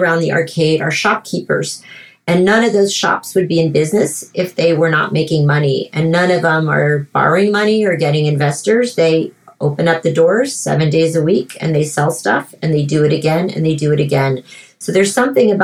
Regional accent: France; moved away as an adult; also born or lived in Miami, United States; now in United States; my parents divorced and moved from Miami to Paris when I was 7 years old. And I grew up in France

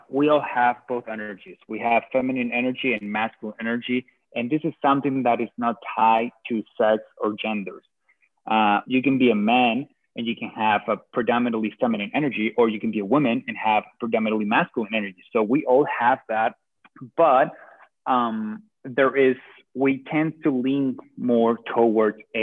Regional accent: Venezuela; moved away as an adult; now in United States; I am from Venezuela.

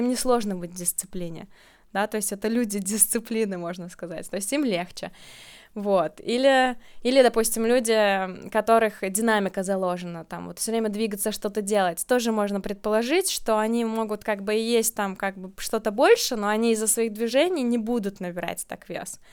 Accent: Riga, Latvia; moved away; Вообще я из Риги, uh-huh. я родилась в Латвии

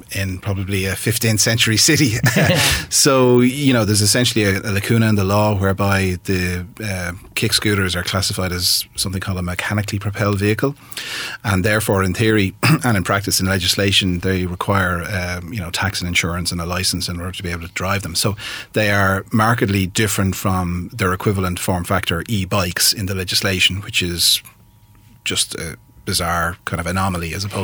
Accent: Ireland; as a species generally, but as an Irish population in particular, we are using, you know, ton and a half metal boxes to drive very short distances.

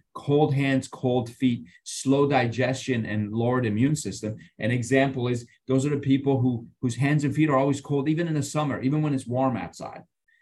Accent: Iran; moved away; I grew up in Iran

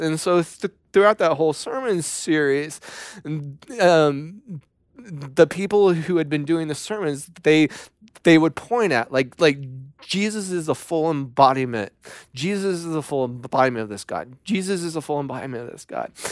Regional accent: Ohio, United States; moved away as an adult; also born or lived in Tennessee; I was from Ohio

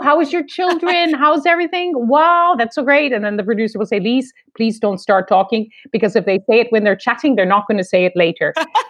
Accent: East Coast, Canada; I come from the East Coast of Canada where there's a lot of Irish and Scottish.

